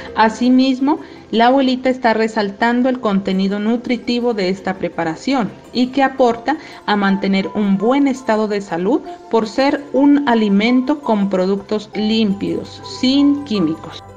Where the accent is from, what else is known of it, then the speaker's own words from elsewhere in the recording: Sibundoy, Putumayo, Colombia; orgullosamente del pueblo indígena Canchavia del territorio ancestral Tabanoc en el municipio de Sibundoy.